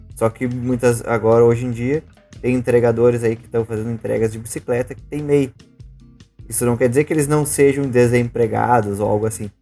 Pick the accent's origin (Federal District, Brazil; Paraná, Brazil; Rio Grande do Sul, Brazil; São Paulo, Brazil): Rio Grande do Sul, Brazil; sou gaúcho